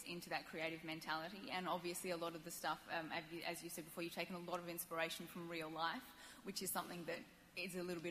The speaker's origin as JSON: {"language": "English", "country": "Australia"}